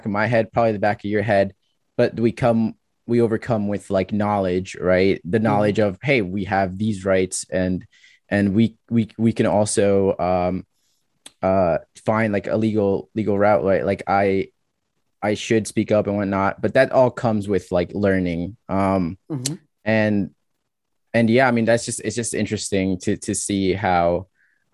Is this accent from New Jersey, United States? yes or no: yes; New Jersey, United States; also born or lived in California; I'm from Jersey